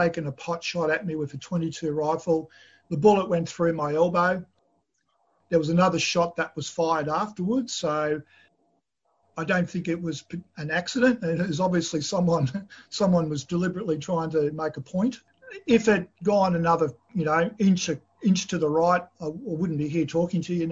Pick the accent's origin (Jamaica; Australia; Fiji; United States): Australia; I was born in Australia, although my parents came from the former Yugoslavia at the end of the Second World War